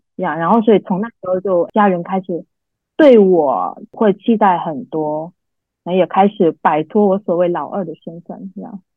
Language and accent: Chinese; a small island in southern China, China; moved away; 我出生在一个，呃，中国南方的一个小海岛上面，然后这是一个很传统的家庭